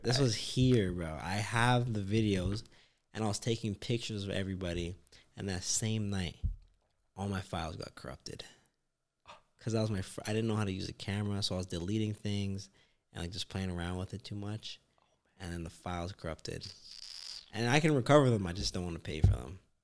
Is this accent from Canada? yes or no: yes; Canada; I'm Canadian